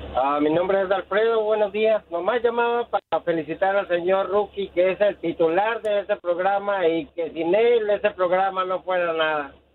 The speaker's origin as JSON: {"language": "Spanish", "country": "Mexico", "moved": "yes", "lives_now": "Chicago, United States", "said": "yo soy mexicano"}